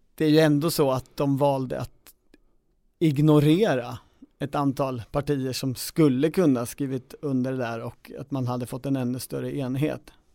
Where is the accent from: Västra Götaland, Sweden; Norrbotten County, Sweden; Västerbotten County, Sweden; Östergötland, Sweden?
Östergötland, Sweden; Kisa; när jag lunchade med Torgny Lindgren på Värdshuset hemma i Kisa